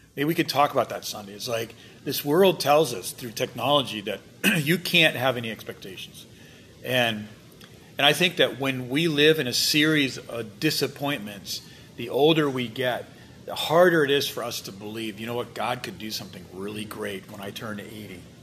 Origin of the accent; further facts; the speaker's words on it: United States; I'm an American pastor